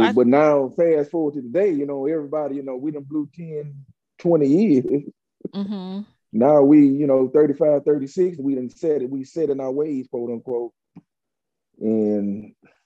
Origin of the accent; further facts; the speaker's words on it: Dallas, Texas, United States; moved away as an adult; also born or lived in Pontiac, Michigan; I'm really from Dallas